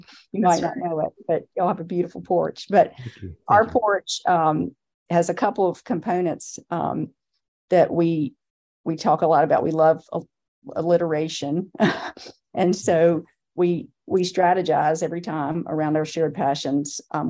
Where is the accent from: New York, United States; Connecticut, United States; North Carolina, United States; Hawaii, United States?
North Carolina, United States; Chapel Hill; moved away as an adult; also born or lived in Charlotte; I knew I was coming back to my hometown with a lot of gaps